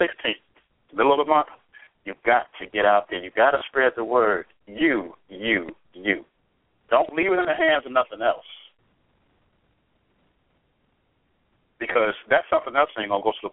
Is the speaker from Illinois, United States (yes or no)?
yes; Chicago, Illinois, United States; Chicago, my hometown. I love my hometown